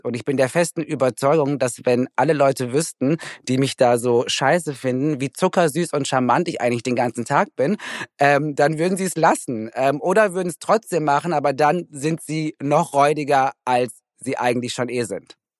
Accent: Recklinghausen, North Rhine-Westphalia, Germany; moved away; ich komme ja aus Recklinghausen

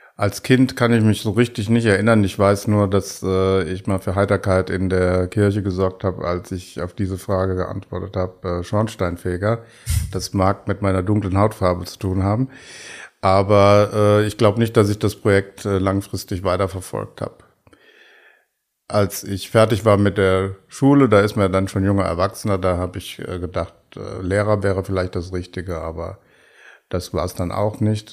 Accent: Bad Ems, Rhineland-Palatinate, Germany; also born or lived in Koblenz; in Bad Ems, meiner Heimatstadt

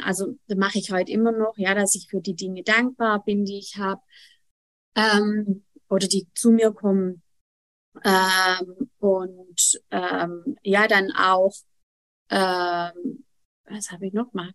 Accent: Germany; bei uns in Deutschland

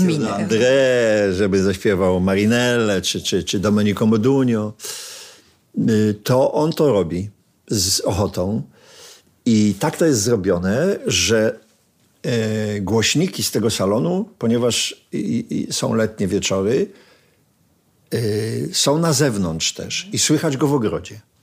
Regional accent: Sosnowiec, Silesian Voivodeship, Poland; jesteśmy chłopcami z Sosnowca

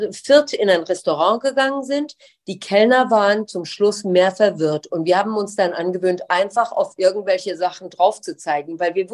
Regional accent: Iran; Jedes Mal, wenn ich gefragt wurde, wo kommst du eigentlich her? Dann habe ich gesagt, genau wie ich es auch in Deutschland gesagt hatte, ich bin persisch.

